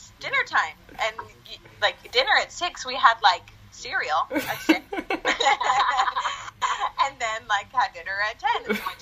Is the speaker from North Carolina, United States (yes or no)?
yes; Winston-Salem, North Carolina, United States; also born or lived in Argentina; I grew up actually in Winston-Salem, North Carolina